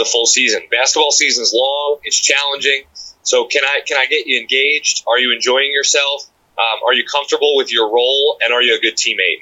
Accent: New Jersey, United States; now in Norwalk, United States; I grew up in New Jersey

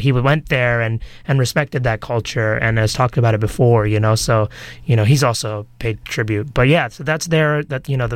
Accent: Boston, Massachusetts, United States; also born or lived in Bronx; I ended up in the Bronx, and I was born there. We left when I was 2 to Boston, and that's where I'm more associated

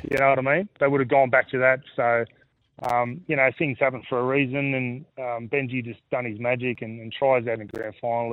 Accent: Australia; growing up in Australia, that's it's cricket in the summer and footy in the winter

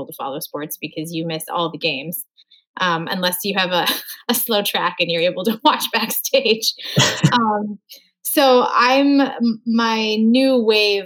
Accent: Moorhead, Minnesota, United States; moved away; my hometown of Moorhead, Minnesota

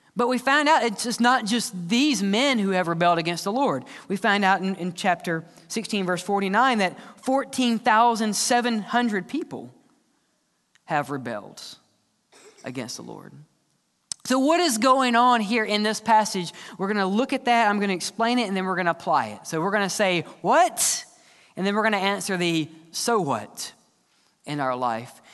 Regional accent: the South, United States; We're just from the South

